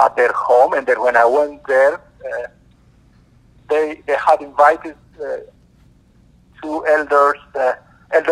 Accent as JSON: {"language": "English", "country": "Ethiopia", "moved": "as an adult", "lives_now": "United States", "said": "Originally, I'm from Ethiopia. 20 years ago, I came to America in pursuit of a better life"}